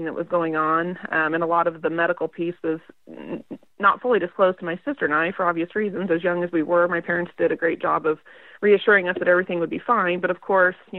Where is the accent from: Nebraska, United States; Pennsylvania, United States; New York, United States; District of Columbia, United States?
Nebraska, United States; moved away as an adult; now in Kansas, United States; I grew up in Nebraska. I was born and raised in a small town of about